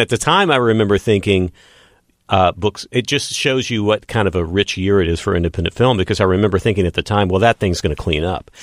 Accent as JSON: {"language": "English", "town": "Odessa", "region": "Texas", "country": "United States", "tie": "born or raised there", "moved": "as an adult", "lives_now": "Los Angeles, United States", "said": "growing up in Odessa, Texas"}